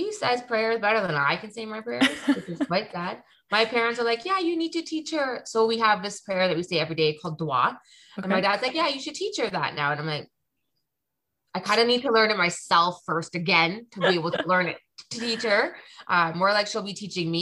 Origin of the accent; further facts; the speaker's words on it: Toronto, Ontario, Canada; I was born and raised in Toronto